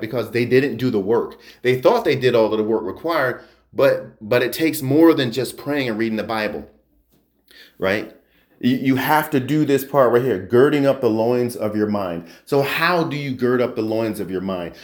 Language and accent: English; New Jersey, United States; I grew up in New Jersey